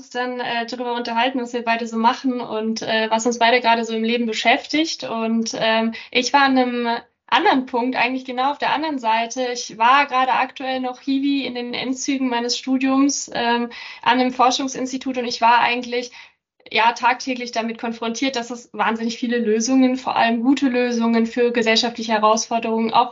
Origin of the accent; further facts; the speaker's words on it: Germany; also born or lived in Prague, Czechia; Ich komme ursprünglich aus Prag, habe dann in, in Deutschland aufgewachsen, habe in Heidelberg studiert